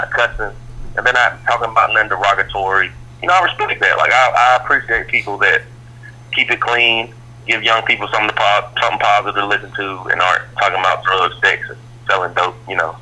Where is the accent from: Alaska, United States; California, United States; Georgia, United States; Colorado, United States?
Georgia, United States; Atlanta; I'm from Atlanta.